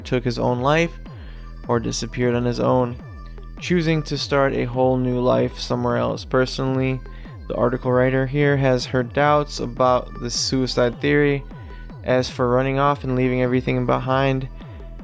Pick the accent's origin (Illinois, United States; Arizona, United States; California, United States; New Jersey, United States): Illinois, United States; Chicago; we grew up in Chicagoland